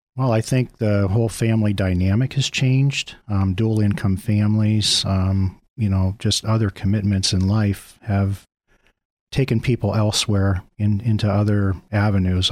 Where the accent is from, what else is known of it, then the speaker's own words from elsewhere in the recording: Mill Creek, United States; I, um, actually grew up in Mill Creek